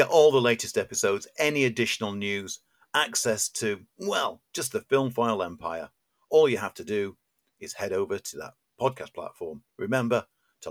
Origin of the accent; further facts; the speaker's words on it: Sheffield, Yorkshire and the Humber, United Kingdom; I grew up in Sheffield